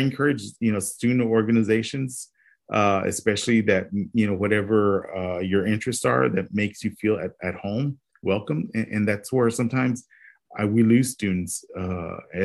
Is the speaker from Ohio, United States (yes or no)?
no; Robstown, Texas, United States; I said, Robstown